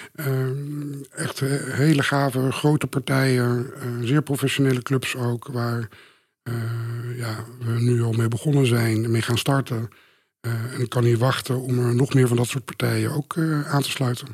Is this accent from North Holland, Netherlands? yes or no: no; Beetsterzwaag, Friesland, Netherlands; now in Amsterdam, Netherlands; opgegroeid in Friesland, in het kleine dorpje Beetselzwaag.